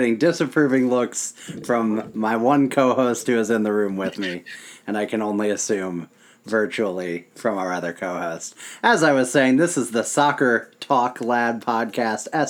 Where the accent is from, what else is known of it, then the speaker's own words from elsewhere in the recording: St. Louis, Missouri, United States; We're three people from St. Louis originally